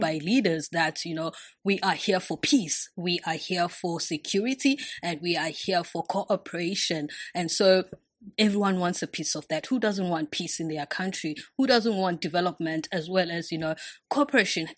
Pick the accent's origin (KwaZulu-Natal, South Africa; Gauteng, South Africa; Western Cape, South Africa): KwaZulu-Natal, South Africa; Durban; moved away as an adult; now in China; I'm from the city of Durban. Yes, I was born and raised there